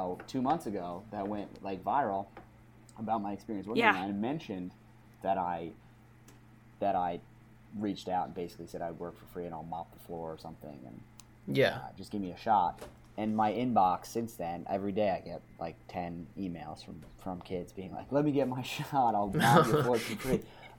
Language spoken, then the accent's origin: English; New York City, New York, United States; Yeah, I was very lucky to be born and grow up in New York City. It's a crazy place, but it was a really cool, unique place to grow up.